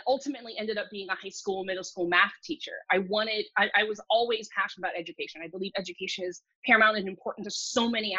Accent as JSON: {"language": "English", "region": "South Florida", "country": "United States", "tie": "born or raised there", "also_born_or_lived": "China", "second_language": "English", "said": "growing up in South Florida"}